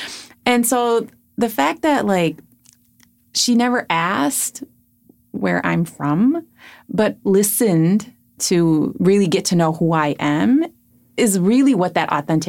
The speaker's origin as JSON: {"language": "English", "town": "Chicago", "region": "Illinois", "country": "United States", "tie": "born or raised there", "moved": "yes", "lives_now": "Minnesota, United States", "said": "I reply with Chicago. Oh, yeah. Right? I mean, that works too. Born and raised."}